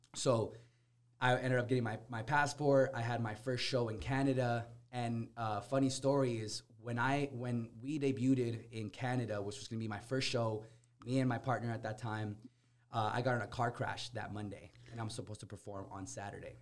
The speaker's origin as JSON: {"language": "English", "town": "Corona", "country": "United States", "tie": "born or raised there", "said": "growing up in Corona, I could I could tell you there's very very few people that know how to dance bachata y salsa."}